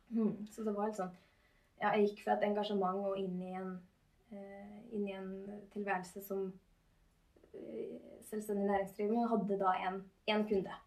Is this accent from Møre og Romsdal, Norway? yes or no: no; Gjøvik, Innlandet, Norway; moved away as an adult; now in Trondheim, Norway; jeg er født og oppvokst